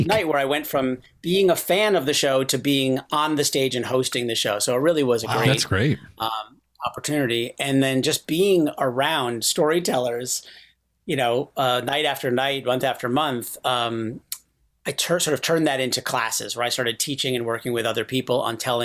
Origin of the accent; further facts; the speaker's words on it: Rochester, New York, United States; moved away; also born or lived in San Francisco; When I was growing up in Rochester, like I was always in the plays in school